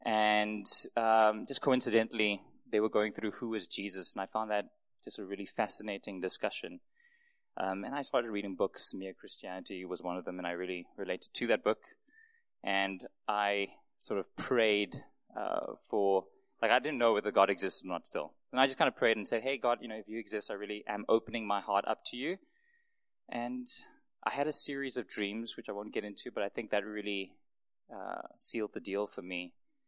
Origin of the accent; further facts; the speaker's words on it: Mafikeng, North West, South Africa; also born or lived in Yangon / Singapore; I was born in Burma, in Yangon, in Southeast Asia, just sort of north of Thailand. Came to South Africa at the age of 8 months to Mafeking in the Northwest.